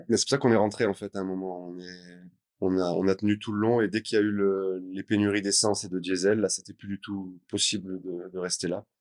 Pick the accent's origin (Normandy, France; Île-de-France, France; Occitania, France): Occitania, France; Gruissan; moved away as an adult; now in Sri Lanka; à la base, je suis du sud de la France, je suis de Grissin, côté de Narbonne